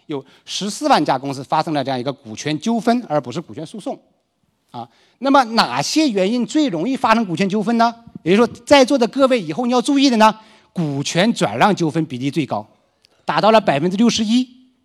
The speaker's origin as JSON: {"language": "Chinese", "region": "Liaoning", "country": "China", "tie": "born or raised there", "moved": "yes", "said": "包括我的老家辽宁"}